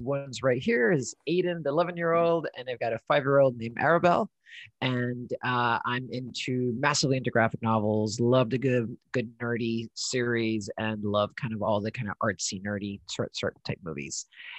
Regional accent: Honduras; also born or lived in United States / United Kingdom; now in Portland, United States; I'm originally from Honduras … I lived in the States, then moved to the UK

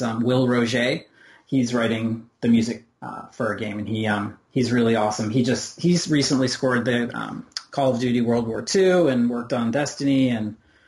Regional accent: Rochester, New York, United States; moved away as an adult; now in Indiana, United States; I grew up in Rochester, New York

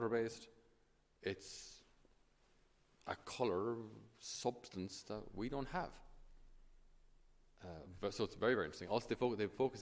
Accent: Ireland; us as Irish

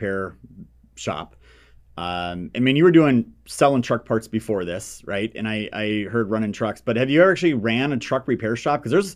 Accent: Minnesota, United States; now in South Carolina, United States; I grew up in Minnesota, the winters in South Carolina are starting to feel cold to me.

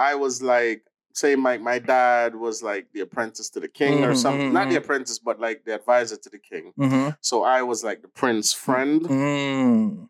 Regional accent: Jamaica; But I'm always Jamaican, no matter what. I'm always Jamaican.

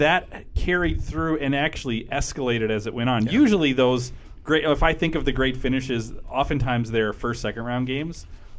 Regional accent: Minnesota, United States; I'm asking as a Minnesotan where we never win anything

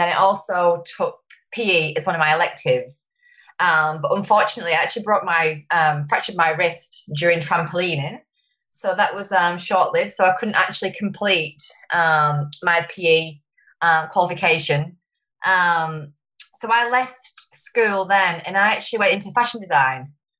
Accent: Wigan, North West England, United Kingdom; moved away as an adult; now in Sunshine Coast, Australia; I moved here 8.5 years ago from a town in called Wigan in the UK.

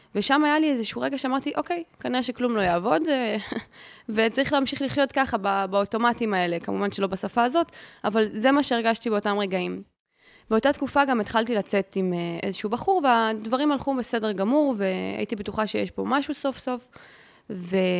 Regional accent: Ramat Gan, Tel Aviv District, Israel; אני גדלתי ברמת גן, ברמת חן

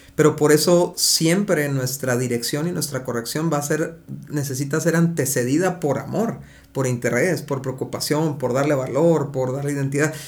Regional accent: Mexico; porque somos mexicanos

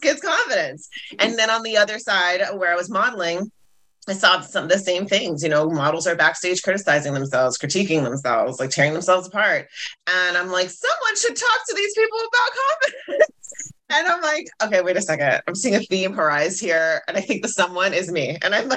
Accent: Jamaica; I'm Jamaican

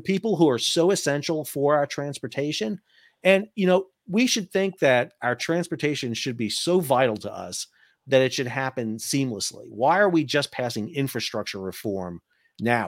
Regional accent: New York, United States; moved away; I'm from New York originally

